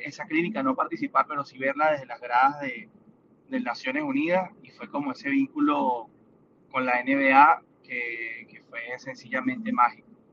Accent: Caracas, Capital District, Venezuela; mis amigos de Caricuao, con los que me crié en la UD3

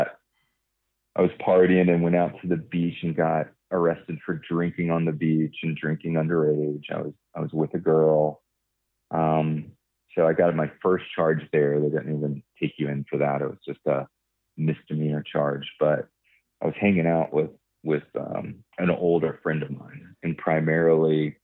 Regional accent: Florida, United States; I'm from Florida.

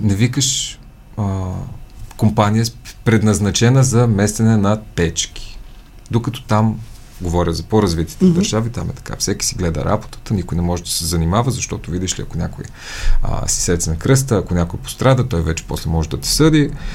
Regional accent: Montana, Montana Province, Bulgaria; also born or lived in New York / Sofia; now in Iskar Gorge, Bulgaria; аз съм оттам

